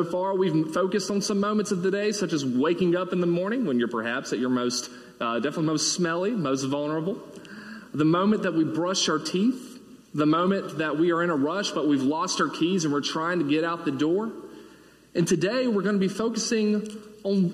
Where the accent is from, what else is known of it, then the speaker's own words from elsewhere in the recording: Mississippi, United States; moved away as an adult; also born or lived in Oxford, Mississippi; now in Birmingham, United States; I've been born and raised in Mississippi